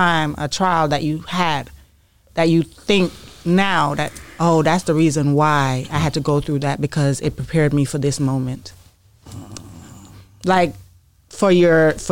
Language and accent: English; Jamaica